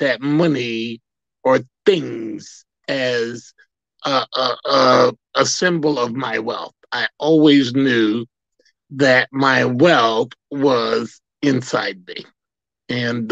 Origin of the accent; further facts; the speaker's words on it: the South, United States; Growing up in the South